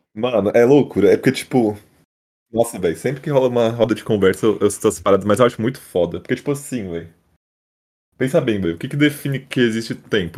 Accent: São Paulo, Brazil; also born or lived in São José do Rio Preto; Eu sou de São Paulo, capital.

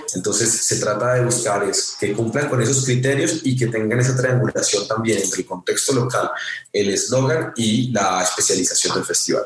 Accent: Sogamoso, Boyacá, Colombia; moved away as an adult; also born or lived in Los Angeles; yo soy de Sogamoso, Boyacá, crecí en el campo

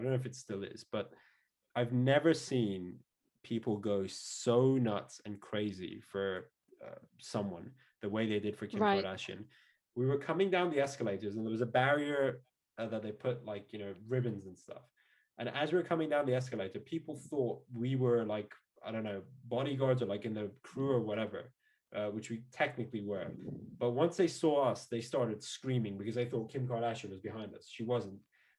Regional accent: Dubai, United Arab Emirates; now in United Kingdom; Yeah, I mean, so growing up in Dubai, and that's the place I've lived the most in my life. Although I think the UK officially, as of last year, makes this place the most I've ever lived. But I'll always consider Dubai home.

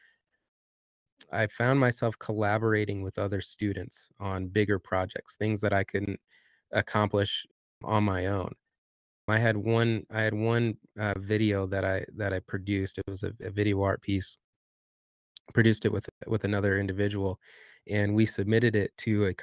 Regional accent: Southwest Michigan, United States; moved away as an adult; now in Bloomington, United States; I grew up in Southwest Michigan.

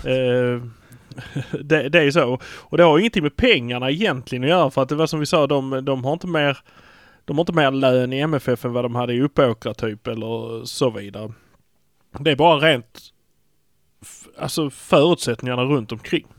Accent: Malmö, Skåne, Sweden; vi är från Malmö

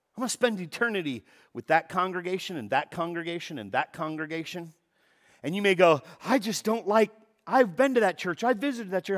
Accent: Los Angeles, California, United States; I was born in Van Nuys Hospital down in the valley, no longer exists, but, uh, I was born and raised in the valley

